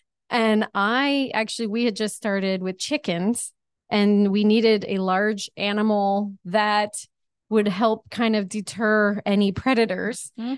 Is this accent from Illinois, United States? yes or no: no; New Jersey, United States; now in Virginia, United States; I started teaching when I moved to Virginia from New Jersey. So I do have a little accent, as my students will attest.